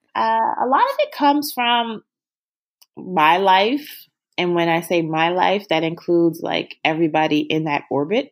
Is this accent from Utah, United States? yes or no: no; Baltimore, Maryland, United States; moved away; we're both from Baltimore.